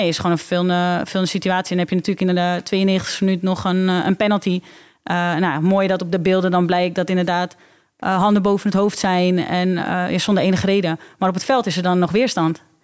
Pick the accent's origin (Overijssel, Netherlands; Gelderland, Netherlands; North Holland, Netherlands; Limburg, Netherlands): North Holland, Netherlands; Alkmaar; is Alkmaar mijn geboorteplaats. woon ik daar nog steeds.